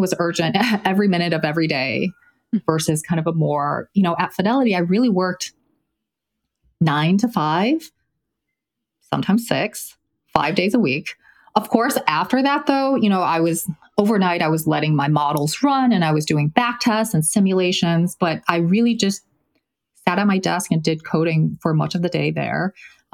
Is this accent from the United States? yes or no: no; China; moved away; I was born in China, I speak Mandarin